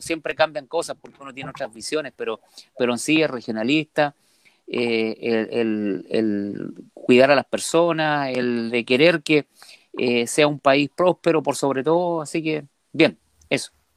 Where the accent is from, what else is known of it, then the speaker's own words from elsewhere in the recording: Calama, Antofagasta, Chile; yo soy de Calama, mi, yo vengo de una familia minera